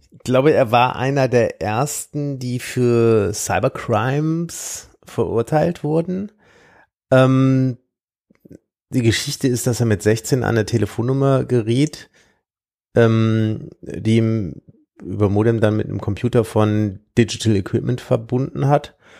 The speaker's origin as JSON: {"language": "German", "town": "Siegburg", "region": "North Rhine-Westphalia", "country": "Germany", "tie": "born or raised there", "said": "aus meiner Heimatstadt"}